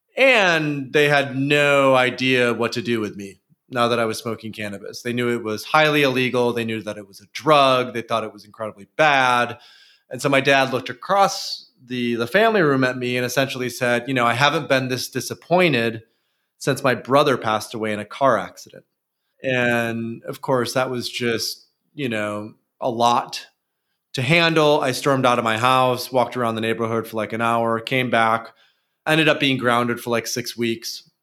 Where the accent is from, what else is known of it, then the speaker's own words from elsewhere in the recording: near Grand Rapids, West Michigan, United States; West Michigan, and particularly Grand Rapids, which is close to where I grew up